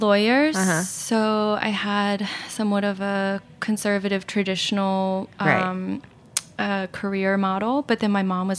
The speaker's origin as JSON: {"language": "English", "area": "just outside of Baltimore", "region": "Maryland", "country": "United States", "tie": "born or raised there", "said": "I grew up in Maryland, just outside of Baltimore."}